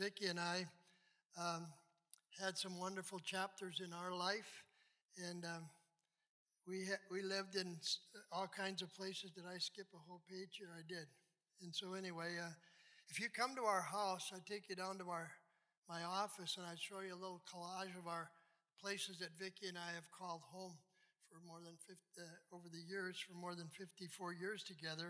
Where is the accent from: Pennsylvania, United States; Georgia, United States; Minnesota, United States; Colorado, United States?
Minnesota, United States; St. James; also born or lived in Farmington, Minnesota / Hibbing, Minnesota / Bloomington, Minnesota; now in Lakeville, United States; I was born in Farmington, Minnesota, lived there for 7 years. Then we moved to St. James. That was great.